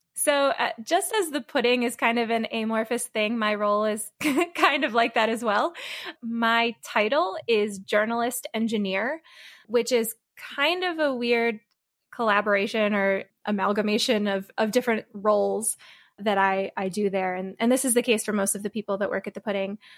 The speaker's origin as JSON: {"language": "English", "region": "Connecticut", "country": "United States", "said": "I'm originally from Connecticut"}